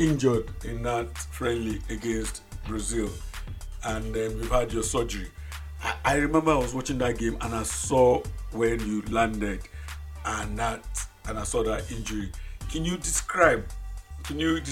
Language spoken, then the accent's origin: English; Nigeria; when we were all growing up in Nigeria